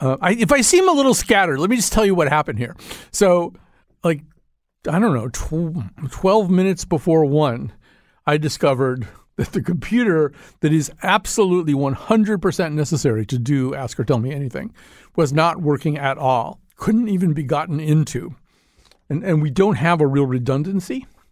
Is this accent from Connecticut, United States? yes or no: yes; West Hartford, Connecticut, United States; I don't want to necessarily lean all the way into this statement that I'm from West Hartford.